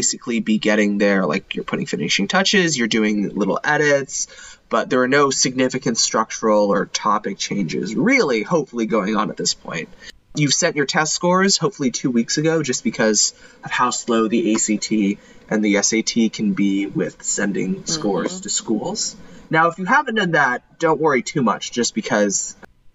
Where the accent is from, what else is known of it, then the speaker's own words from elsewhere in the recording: Texas, United States; my home state of Texas